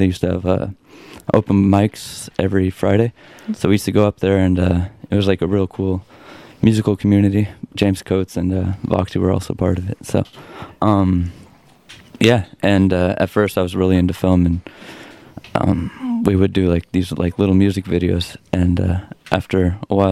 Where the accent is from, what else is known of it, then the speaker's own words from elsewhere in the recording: Germany; now in Tacoma, United States; I was born in Germany